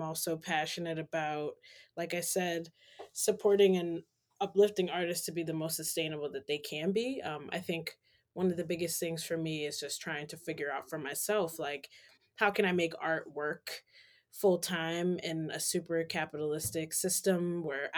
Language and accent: English; New York City, New York, United States; moved away as an adult; also born or lived in Western Massachusetts; now in Boston, United States; originally I am from Harlem, New York City, born and raised